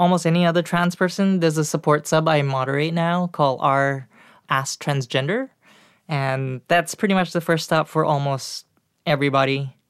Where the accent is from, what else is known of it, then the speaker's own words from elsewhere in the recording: Singapore; moved away as an adult; now in United States; I was born in Singapore.